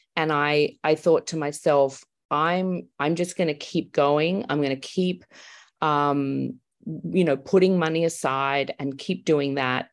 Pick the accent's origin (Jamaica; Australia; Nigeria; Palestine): Australia; moved away as an adult; now in Los Angeles, United States; I'm Australian